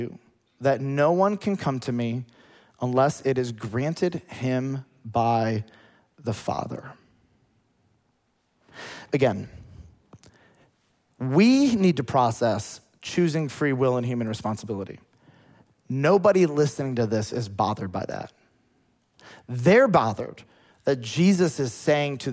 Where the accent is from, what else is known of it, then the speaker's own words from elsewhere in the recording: United States; As an American